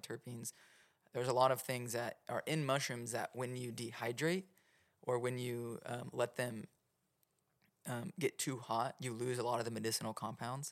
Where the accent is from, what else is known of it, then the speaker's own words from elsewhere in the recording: Oklahoma, United States; I'm from Oklahoma